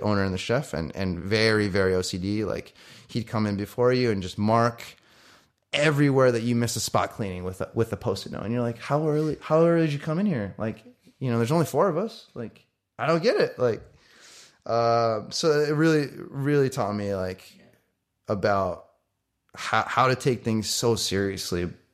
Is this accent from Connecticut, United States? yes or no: yes; Connecticut, United States; also born or lived in Japan / New York; now in Los Angeles, United States; Then we moved to the States, uh, for my dad's work, and then I grew up in Connecticut